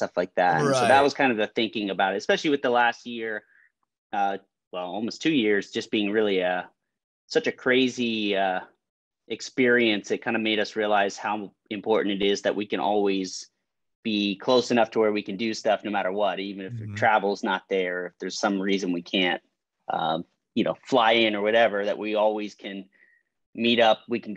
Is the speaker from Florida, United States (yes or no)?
yes; Miami, Florida, United States; also born or lived in Chicago, United States; now in Orlando, United States; I was born in Miami. I lived in South Florida pretty much all my life